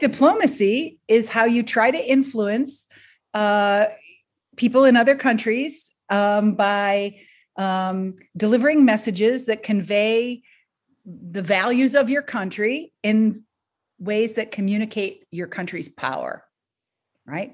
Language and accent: English; Detroit, Michigan, United States; moved away as an adult; also born or lived in Boston / Philadelphia; now in Rhode Island, United States; I grew up in Detroit, Michigan